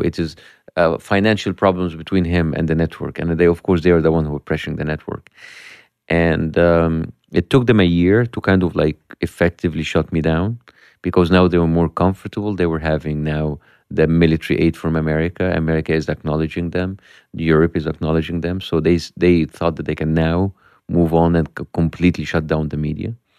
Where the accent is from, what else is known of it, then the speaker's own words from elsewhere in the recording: Egypt; English is a second language; moved away as an adult; from Egypt